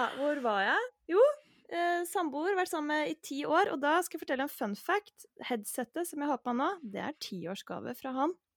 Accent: Hvasser, Vestfold, Norway; also born or lived in Løren, Oslo; now in Oslo, Norway; jeg kommer egentlig fra Hvasser utafor Tjøme, men nå bor jeg på Løren

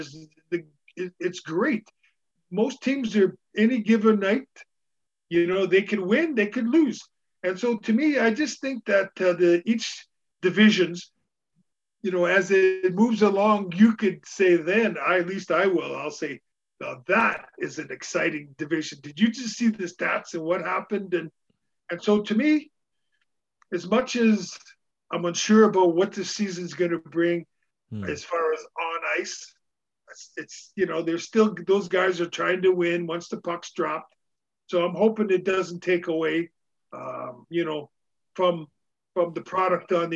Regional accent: Canada; being Canadian

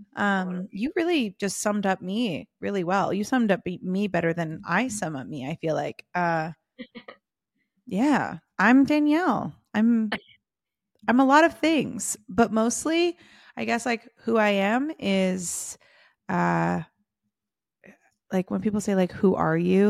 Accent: Southern California, United States; also born or lived in London / San Diego / Hollywood; I grew up in Southern California

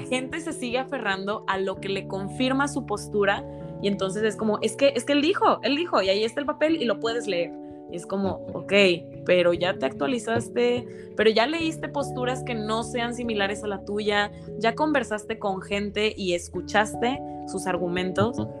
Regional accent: Mexico; derechos como mexicanos

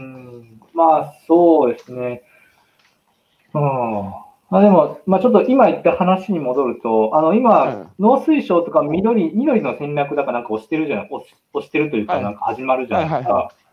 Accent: Tahara, Aichi, Japan; 農業の大生産地に生まれ育って

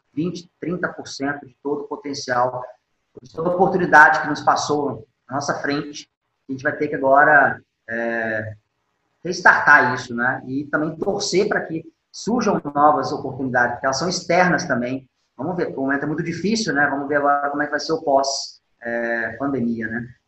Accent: Mato Grosso do Sul, Brazil; also born or lived in Minas Gerais / Belo Horizonte; Eu, apesar de ter sido criado aqui no Mato Grosso do Sul, eu sou mineiro

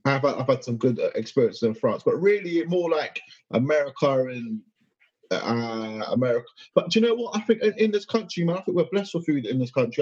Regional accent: United Kingdom; I'm British as hell

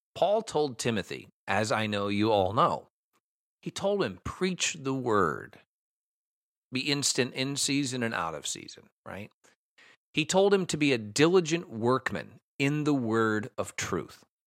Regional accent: United States; I'm an American.

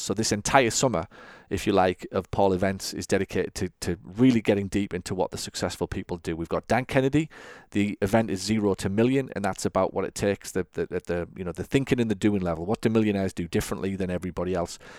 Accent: England, United Kingdom; I grew up watching football in England

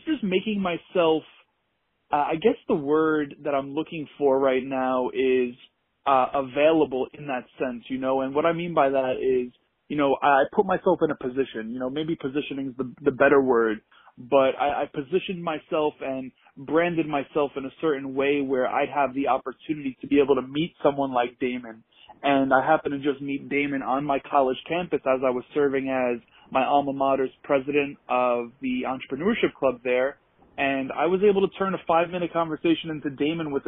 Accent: New York, United States; born and raised in New Yorker

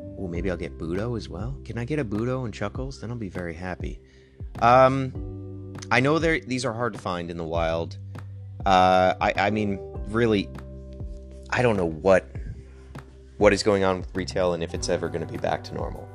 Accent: Connecticut, United States; the kind of small town that we grew up in in Connecticut

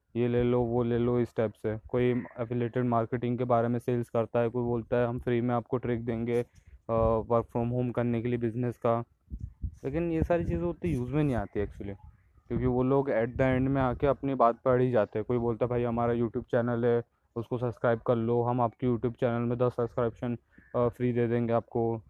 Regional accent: Indore, Madhya Pradesh, India; मैं इंदौर से बिलोंग करता हूँ

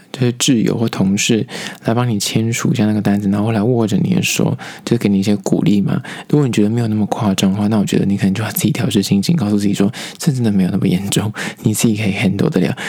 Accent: Taipei, Taiwan; 我是因为台北人，所以我说我会台北人

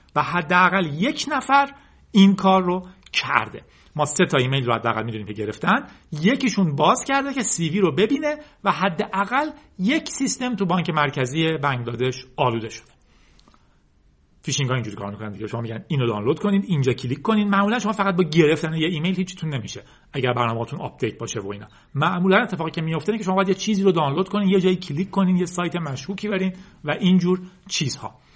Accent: Iran; ما به عنوان یک ایرانی

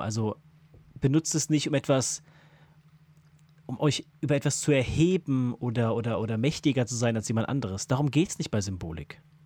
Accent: Germany; als Deutscher, als Deutscher

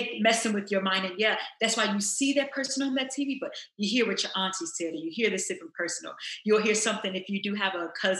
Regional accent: Louisville, Kentucky, United States; now in Los Angeles, United States; growing up, I'm from Louisville, Kentucky

